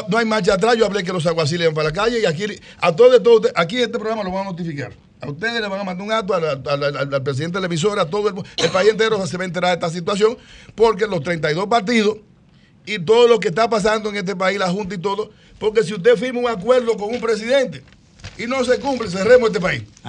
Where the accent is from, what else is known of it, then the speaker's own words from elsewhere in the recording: Dominican Republic; nosotros somos dominicanos.